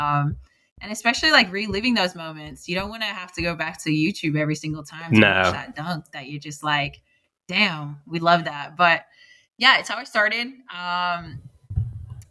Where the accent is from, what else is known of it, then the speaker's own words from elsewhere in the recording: Sydney, New South Wales, Australia; I'm an Aussie girl, straight from Sydney, Australia